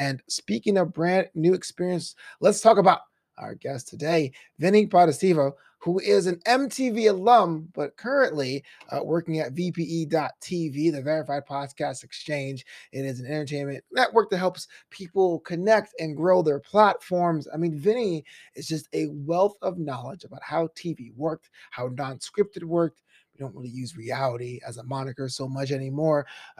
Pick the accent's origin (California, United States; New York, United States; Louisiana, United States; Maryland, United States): New York, United States; New York City; moved away as an adult; now in Los Angeles, United States; I went to James High School in Brooklyn, came out here 15 years ago to follow a dream, quote unquote, in Los Angeles.